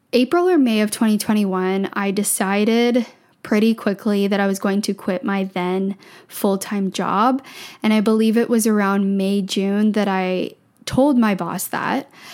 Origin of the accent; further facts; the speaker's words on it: just outside of Toronto, small town in Ontario, Canada; moved away as an adult; now in Vancouver, Canada; I grew up in Ontario, small town in Ontario, just outside of Toronto